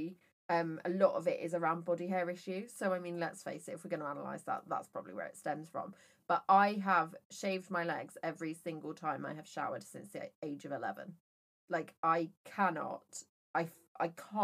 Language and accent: English; Worcester, West Midlands, United Kingdom; I was brought up in Worcester. Everybody says their E's as A's.